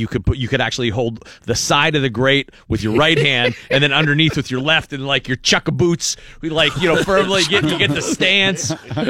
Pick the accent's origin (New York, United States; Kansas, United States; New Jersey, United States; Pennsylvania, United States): Pennsylvania, United States; Erie; I grew up in Erie and it was just, you know, covered in snow for 3 months.